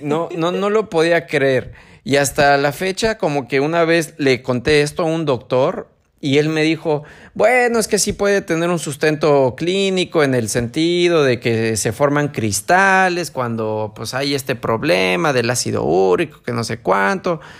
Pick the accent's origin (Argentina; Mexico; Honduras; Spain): Mexico; San Martín; moved away; allá a mi pueblito